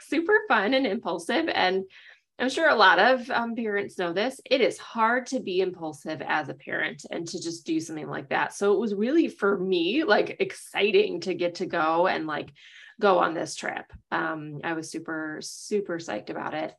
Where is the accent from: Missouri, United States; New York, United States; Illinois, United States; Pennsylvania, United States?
Illinois, United States; Chicago; People were like, oh, where are you from? And I'd say Chicago